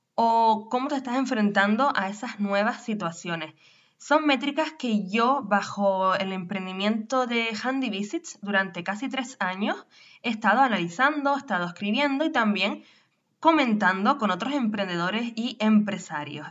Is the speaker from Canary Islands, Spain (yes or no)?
yes; Canary Islands, Spain; nacida en Canarias, profesional del turismo